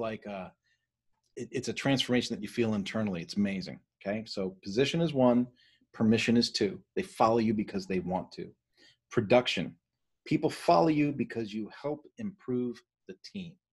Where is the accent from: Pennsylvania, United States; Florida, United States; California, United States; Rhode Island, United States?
Pennsylvania, United States; Philadelphia; moved away; I was raised in Philadelphia